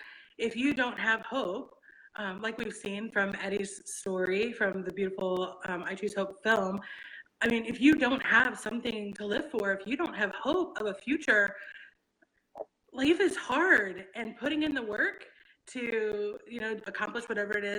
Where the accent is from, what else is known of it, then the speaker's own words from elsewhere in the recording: Kansas City, Missouri, United States; I'm from Kansas City